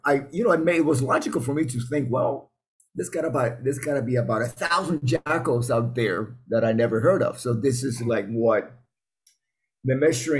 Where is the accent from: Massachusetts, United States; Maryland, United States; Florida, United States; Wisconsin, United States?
Florida, United States; Miami; I grew up in Miami